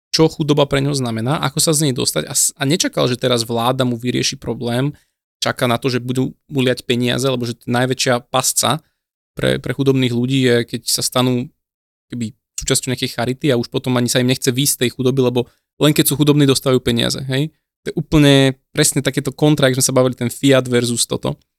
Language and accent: Slovak; Slovakia; som zo Slovenska